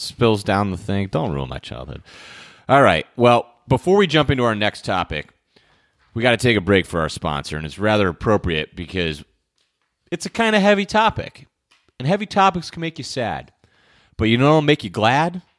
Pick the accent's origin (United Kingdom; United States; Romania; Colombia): United States; Connecticut; I grew up in Connecticut